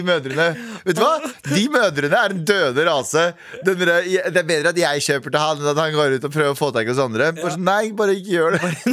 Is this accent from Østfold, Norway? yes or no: yes; Mysen, Østfold, Norway; Jeg er fra Mysen